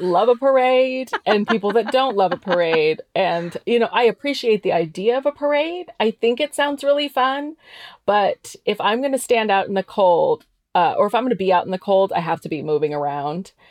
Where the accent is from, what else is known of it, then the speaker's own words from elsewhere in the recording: Caldwell, Idaho, United States; I'm originally from Caldwell